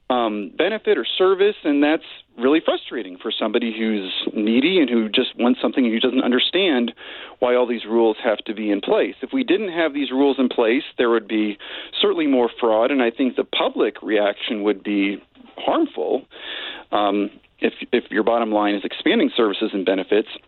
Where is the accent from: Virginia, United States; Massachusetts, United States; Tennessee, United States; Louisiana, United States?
Virginia, United States; Richmond; Um, I did not. Um, except for, well, I grew up in a sort of inner ring suburb of, of Virginia, I should qualify, Chesterfield County.